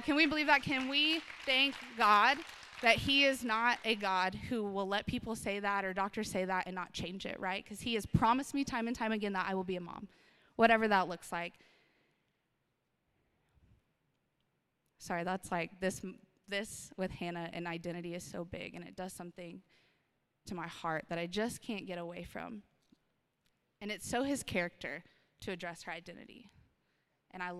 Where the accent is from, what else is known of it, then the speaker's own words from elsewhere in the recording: Austin, Texas, United States; moved away as an adult; now in Odessa, United States; I'm from Austin, Texas, one of the most best cities on the planet. I love it. It's my hometown.